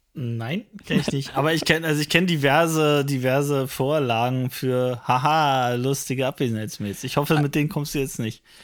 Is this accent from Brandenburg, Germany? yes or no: yes; Frankfurt, Brandenburg, Germany; meiner Heimatstadt Frankfurt